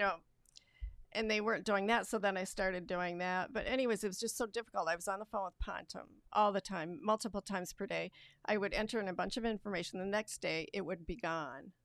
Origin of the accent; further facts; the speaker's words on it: Rutland, Vermont, United States; moved away as an adult; also born or lived in Wisconsin / Florida / Connecticut; now in Lansing, United States; I'm from Rutland, Vermont originally, and I moved here uh, for Cooley Law School